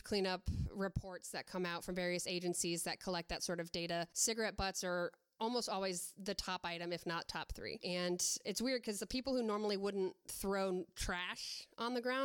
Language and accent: English; Florida, United States; moved away as an adult; now in Olympia, United States; I'm originally from Florida